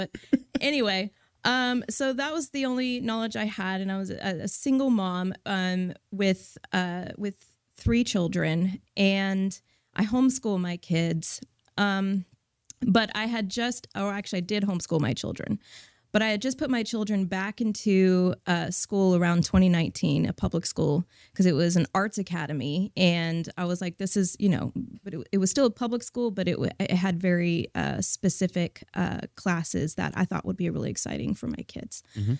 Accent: California, United States; moved away as an adult; I grew up in Northern California, moved to Texas in 2010.

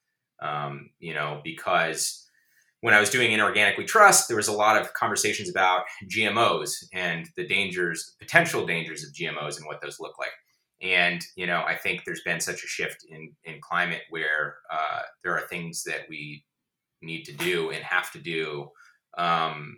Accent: Georgia, United States; moved away; I grew up in Georgia and I learned about global warming, you know, in public school in third grade

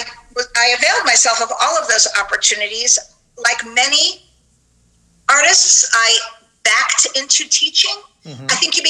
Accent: Long Island, New York, United States; I'm from New York. I don't have as thick of an accent as I used to, but I was born in Manhattan and raised in Long Island

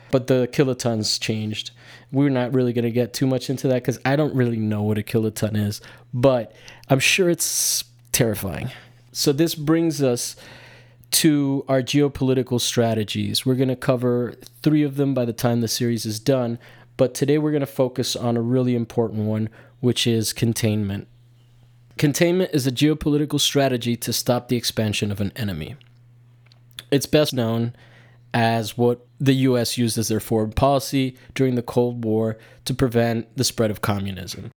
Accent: United States; as an American

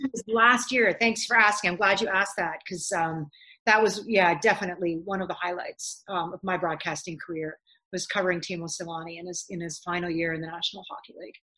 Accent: Ottawa, Ontario, Canada; moved away as an adult; now in Los Angeles, United States; even in Ottawa, I'm like, "This is my hometown.

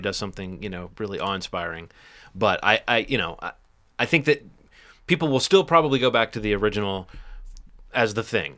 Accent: Alabama, United States; my home state of Alabama

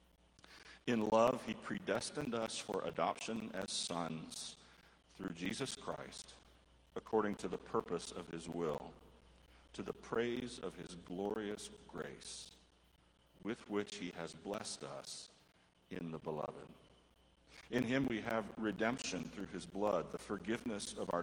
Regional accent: United States; I grew up just north of the Mexican border.

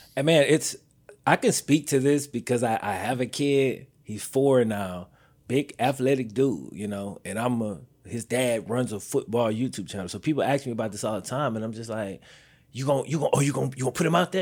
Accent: the South, United States; I'm from the South

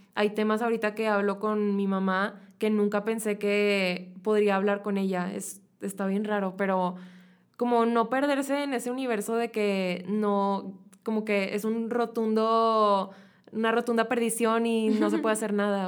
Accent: Mexico; nosotros como mexicanos

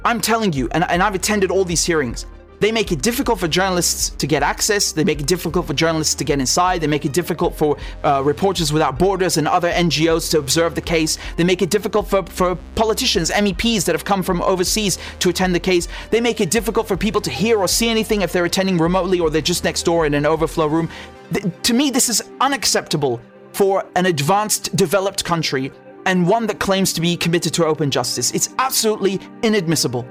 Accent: United Kingdom; I'm a British journalist

